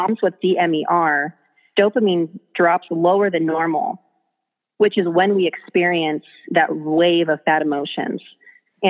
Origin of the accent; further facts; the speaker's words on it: North Idaho, United States; also born or lived in Southern California; I've lived in North Idaho since I was 7 years old. I'm originally from Southern California